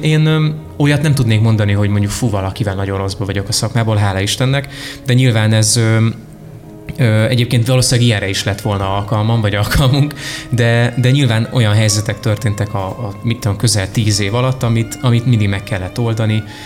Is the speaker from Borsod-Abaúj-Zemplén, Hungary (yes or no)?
yes; Miskolc, Borsod-Abaúj-Zemplén, Hungary; moved away as an adult; now in Budapest, Hungary; Miskolcon éltem előtte, ott születtem meg ott érettségiztem